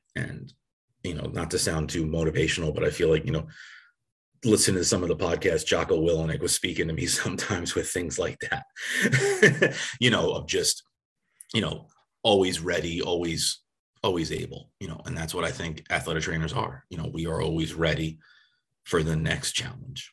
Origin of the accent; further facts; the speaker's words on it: Long Island, New York, United States; moved away; where I grew up on Long Island, New York